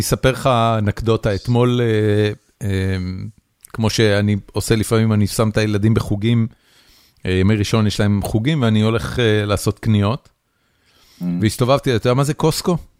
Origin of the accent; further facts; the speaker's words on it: Haifa, Haifa District, Israel; אני חיפאי